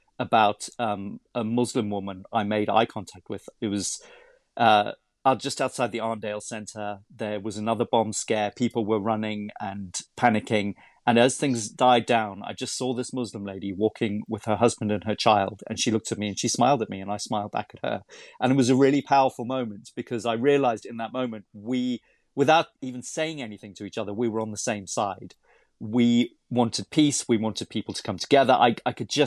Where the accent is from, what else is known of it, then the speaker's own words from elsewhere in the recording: South Africa; now in United Kingdom; I'm originally from South Africa.